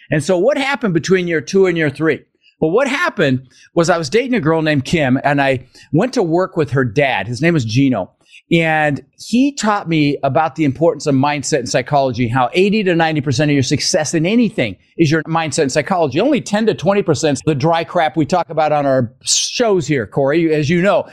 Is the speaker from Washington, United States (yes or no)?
no; Denver, Colorado, United States; also born or lived in Netherlands; I was born in the Netherlands, wooden shoes and windmills. Immigrated when I was six years old with my brother Albert, my mother's Vanja. Ended up in Denver, Colorado